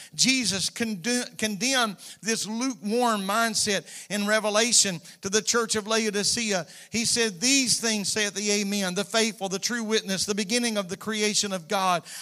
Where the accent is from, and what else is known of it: United States